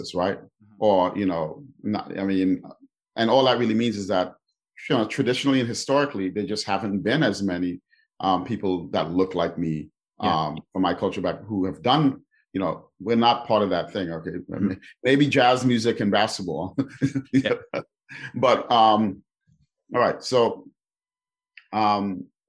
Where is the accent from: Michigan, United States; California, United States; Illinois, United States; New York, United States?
New York, United States; New York City; I grew up in New York City in the Bronx